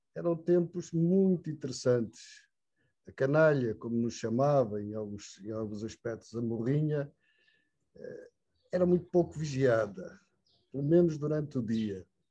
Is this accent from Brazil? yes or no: no; Portugal; era incrível a chegada daquela carripana às nossas aldeias